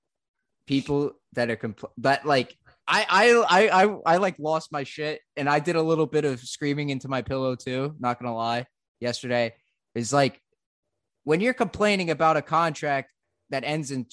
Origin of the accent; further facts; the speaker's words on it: central New Jersey, United States; in my town, in middle, smack dab in the middle of nowhere, central New Jersey